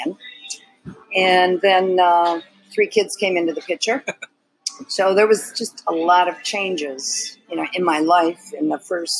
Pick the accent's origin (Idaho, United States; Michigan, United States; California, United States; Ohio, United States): Michigan, United States; Detroit; I was born in Detroit